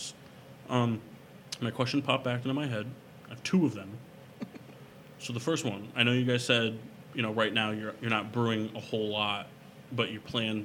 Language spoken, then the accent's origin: English; Middletown, Connecticut, United States; also born or lived in Enfield; I'm from Middletown originally